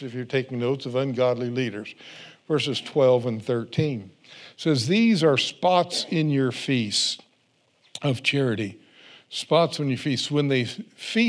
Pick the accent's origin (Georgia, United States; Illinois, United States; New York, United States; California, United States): California, United States; I grew up in California